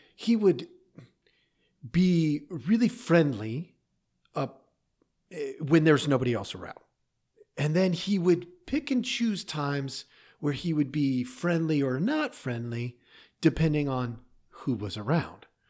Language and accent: English; Oregon, United States; I grew up in Oregon, in a little town